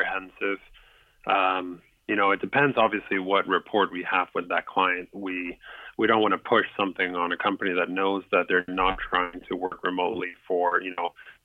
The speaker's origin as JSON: {"language": "English", "region": "Lima", "country": "Peru", "moved": "yes", "lives_now": "United States", "said": "I'm from Lima, Peru, originally. I moved up to the States probably 17 years ago already"}